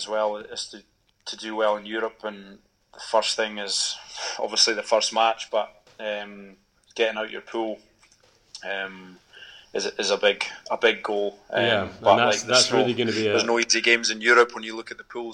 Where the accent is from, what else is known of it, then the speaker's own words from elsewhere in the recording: the Borders, Scotland, United Kingdom; growing up in the Borders, I played a lot of sevens down there